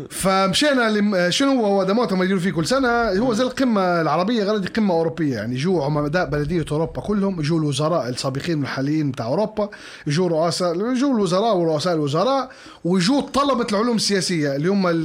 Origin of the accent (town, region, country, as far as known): Libya